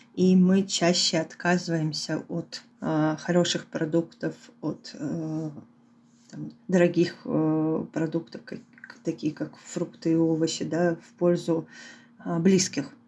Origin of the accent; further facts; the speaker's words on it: Khabarovsk, Khabarovsk Krai, Russia; moved away as an adult; also born or lived in Moscow; я в этот момент находилась в Хабаровске у своих родителей в родном городе